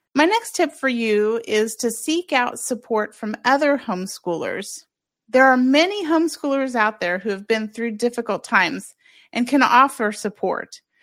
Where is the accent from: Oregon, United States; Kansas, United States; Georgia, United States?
Kansas, United States; moved away as an adult; also born or lived in Oahu, Hawaii; my home state of Kansas